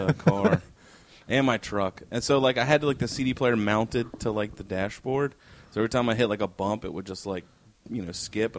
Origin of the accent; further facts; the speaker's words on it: Virginia, United States; I'm from Virginia